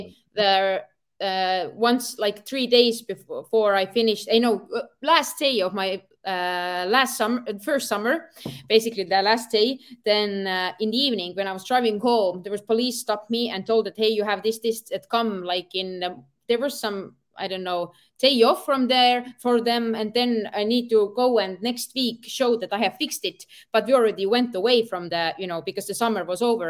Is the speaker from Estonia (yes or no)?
yes; Estonia; I'm from Europe